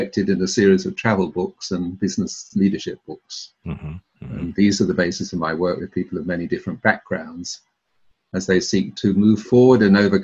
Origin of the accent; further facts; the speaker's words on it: London, United Kingdom; moved away as an adult; also born or lived in Cambridge / Bologna, Italy / Tuscany, Italy / Japan; I was born in South London to Welsh parents